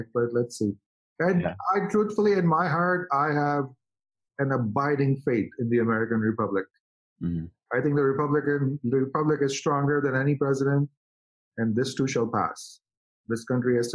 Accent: India; now in United States; as an Indian guy

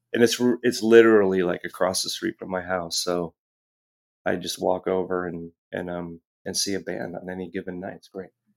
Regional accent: Los Angeles, California, United States; moved away as an adult; also born or lived in Hermosa Beach / Santa Monica / Pacific Palisades; now in San Francisco, United States; I spent the first half of my life in, in Los Angeles

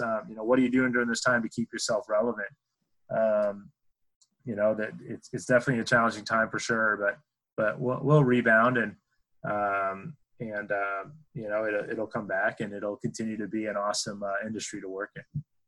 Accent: New Hampshire, United States; moved away; I grew up in New Hampshire

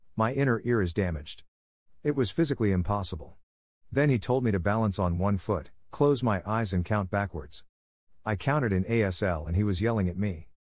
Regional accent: Long Island, New York, United States; Growing up on Long Island, New York, I was privileged

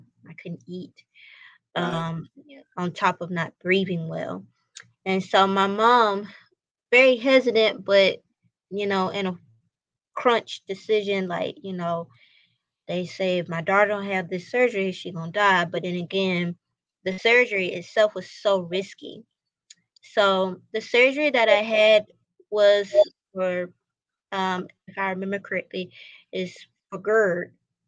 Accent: Albany, Georgia, United States; moved away as an adult; now in Savannah, United States; I'm originally from Albany, Georgia. I was born during the 94 flood.

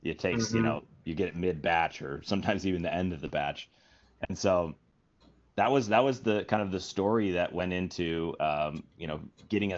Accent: Minnesota, United States; moved away as an adult; now in San Francisco, United States; my home state of Minnesota

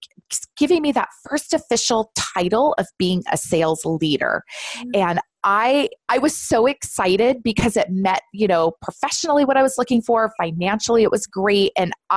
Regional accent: Southern California, United States; I'm born and raised in Southern California

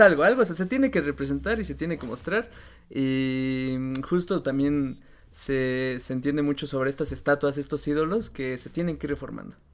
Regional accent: Mexico; así como yo, él es mexicano

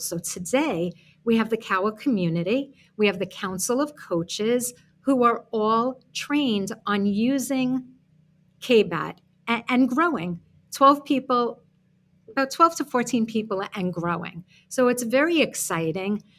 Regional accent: New York City, New York, United States; moved away as an adult; now in Florida, United States; when I moved down to Florida from Brooklyn, New York, if you can't hear it in my accent

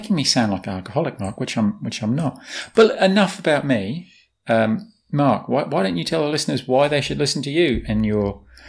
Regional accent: London, United Kingdom; moved away as an adult; now in New Zealand; As many listeners will have heard from my accent, and I mentioned at the top of the show, I'm born and bred in London.

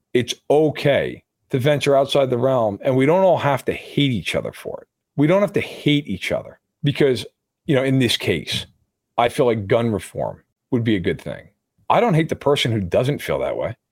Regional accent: New York, United States; growing up in New York

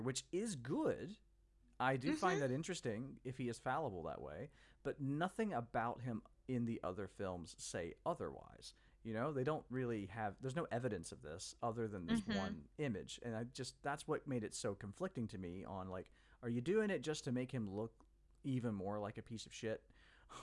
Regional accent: Mississippi, United States; I grew up in the South, so the Confederate flag is an image that I've seen way too much of. I grew up in Mississippi

